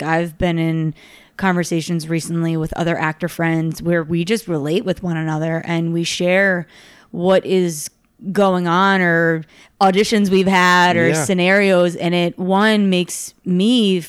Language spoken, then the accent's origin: English; New York City, New York, United States; now in Los Angeles, United States; I come from New York, New York City, and that's like one of the largest cities in the world.